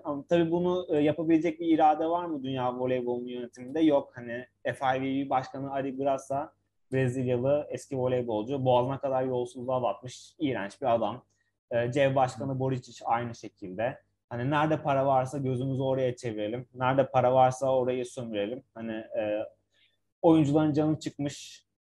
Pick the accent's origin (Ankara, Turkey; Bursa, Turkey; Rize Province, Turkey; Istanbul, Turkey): Ankara, Turkey; Bir Ankaralı olarak